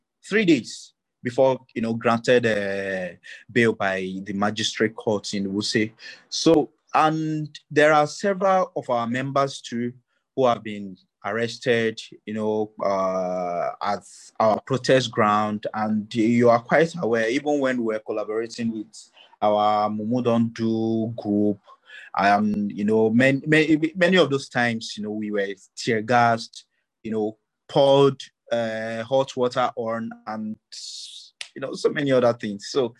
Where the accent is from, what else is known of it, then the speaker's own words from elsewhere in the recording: Kogi, Nigeria; I'm also from Kogi State, Galabai tribe, and a Nigerian who wants, you know, a better country for myself and for my kids.